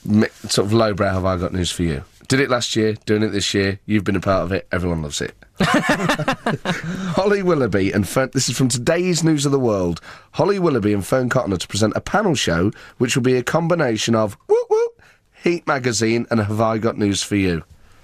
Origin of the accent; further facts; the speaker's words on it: England, United Kingdom; I'm English, so I'd stand out a mile as being English